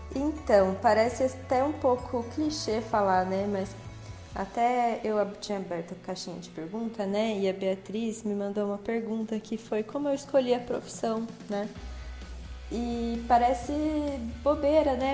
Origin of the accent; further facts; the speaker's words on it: São José dos Campos, São Paulo, Brazil; eu sou de São José dos Campos, nascida e criada aqui no estado de São Paulo